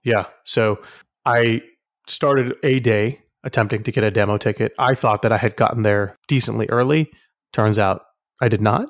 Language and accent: English; Houston, Texas, United States; I'm from Houston